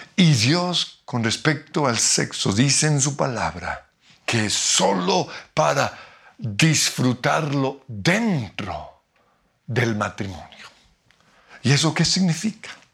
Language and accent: Spanish; Colombia; como diríamos en Colombia